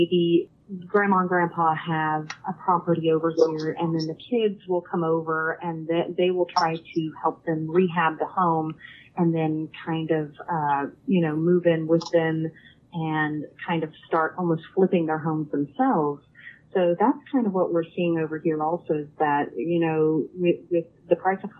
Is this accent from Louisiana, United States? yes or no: no; Texas, United States; And I'm originally from Texas, and that in Texas and Oklahoma, we just don't have homes from then.